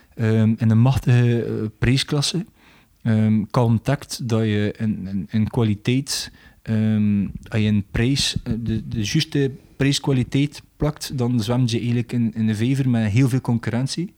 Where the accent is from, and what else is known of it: Belgium